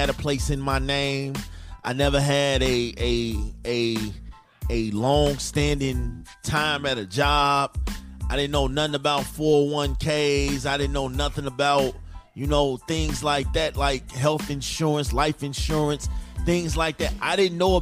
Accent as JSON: {"language": "English", "town": "Chicago", "region": "Illinois", "country": "United States", "moved": "as an adult", "said": "I'm from Chicago"}